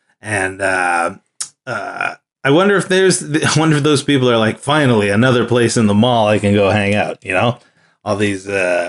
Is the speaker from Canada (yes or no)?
no; Australia; I'm from Australia.